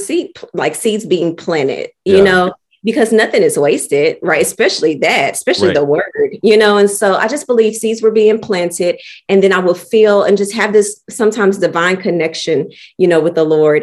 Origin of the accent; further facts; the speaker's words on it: Oklahoma City, Oklahoma, United States; I'm from Oklahoma City, born and raised. Lived here all my life